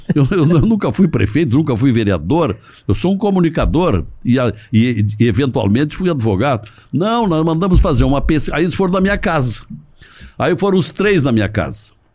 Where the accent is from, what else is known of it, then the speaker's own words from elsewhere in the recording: Montenegro, Rio Grande do Sul, Brazil; also born or lived in General Câmara; Eu nasci num distrito General Câmara, uhum. porque a minha família era daquela região. Mas eu, eu me criei em Montenegro